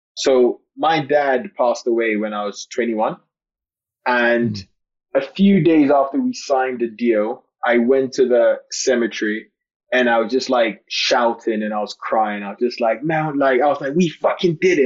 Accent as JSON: {"language": "English", "country": "Ghana", "tie": "born or raised there", "also_born_or_lived": "London", "moved": "yes", "said": "So I was born in London, but I went to live in Ghana for ten years"}